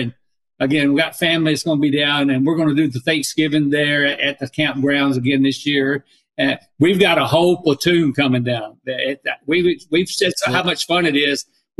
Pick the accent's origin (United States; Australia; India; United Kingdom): United States; Troutman, North Carolina; I said, "Up around Charlotte area." I said, "Up in Troutman, North Carolina."